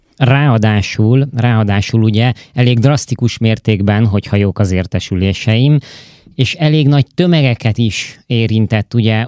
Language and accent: Hungarian; Hungary; moved away; külföldön élő és dolgozó magyarok vagyunk